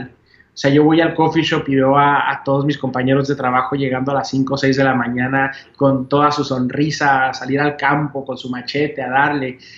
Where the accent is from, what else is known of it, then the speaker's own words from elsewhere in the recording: Mexico; como mexicano, mi, familia es mexicana, como mexicano me, siempre me di cuenta que yo podía viajar a cualquier parte del mundo